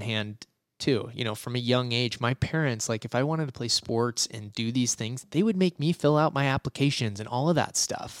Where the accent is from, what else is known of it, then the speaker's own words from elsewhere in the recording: Boise, Idaho, United States; I was born in Boise, Idaho, and I never left